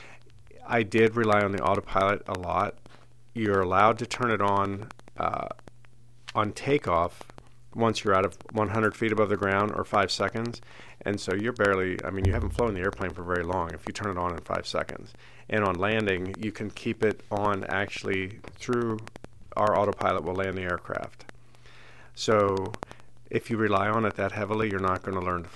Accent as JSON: {"language": "English", "region": "Indiana", "country": "United States", "tie": "born or raised there", "moved": "yes", "said": "when I was growing up in Indiana"}